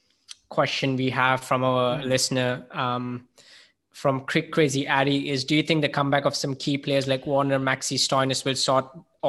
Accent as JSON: {"language": "English", "country": "India", "said": "It is scary for me as an Indian fan as well, because this sort of dominance is what we have always create for as an Indian fan"}